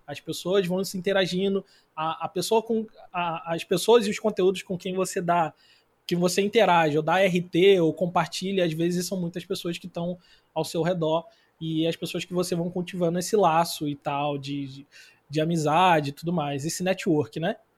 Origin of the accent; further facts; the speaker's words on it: Rio de Janeiro, Brazil; accent: carioca; moved away as an adult; also born or lived in Rio Grande do Sul; now in Joinville, Brazil; sou carioca, como vocês deram para perceber pelo sotaque